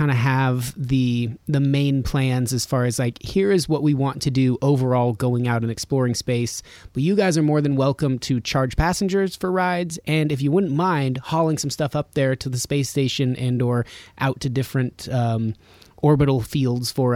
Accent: Reno, Nevada, United States; moved away; I grew up in Reno, which is a similar population

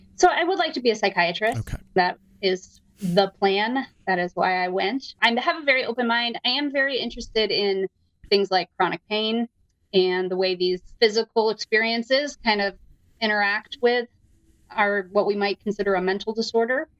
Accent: Downingtown, Pennsylvania, United States; moved away as an adult; now in Evanston, United States; From outside of Philadelphia. Uh, shout out to Downingtown, Pennsylvania, my hometown.

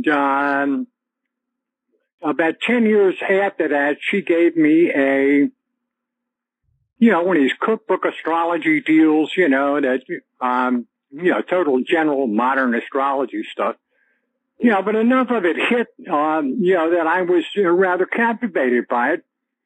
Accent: Northern Virginia, United States; I grew up in Northern Virginia, right outside Washington, D.C.

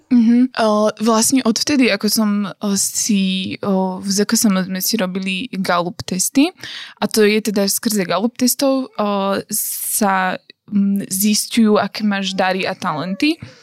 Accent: Slovakia; also born or lived in Uganda

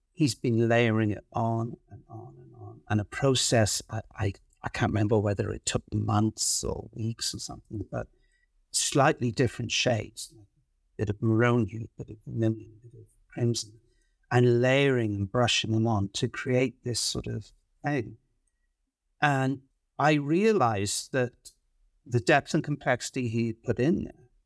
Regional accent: Wales, United Kingdom; also born or lived in London; now in Vancouver, Canada; I grew up in Wales in the U K

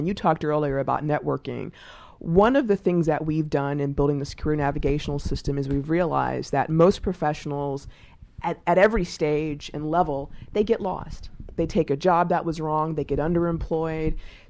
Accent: Texas, United States; I'm actually from Texas originally.

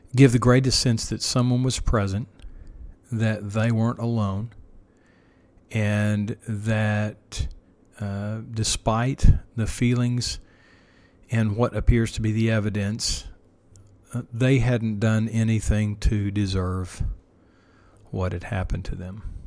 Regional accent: Oklahoma, United States; my home state here

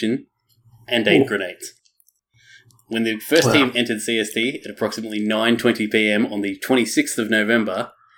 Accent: Australia; being Australian

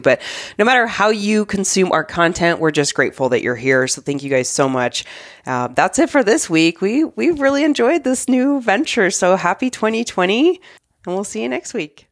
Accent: Arizona, United States; moved away; I grew up in Arizona

